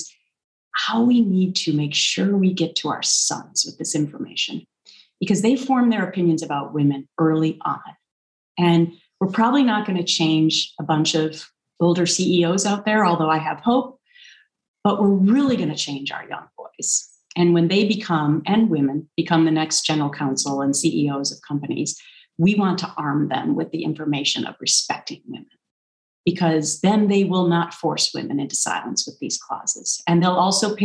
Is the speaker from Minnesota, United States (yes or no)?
yes; Minnesota, United States; moved away; growing up in Minnesota, there's that Minnesota nice thing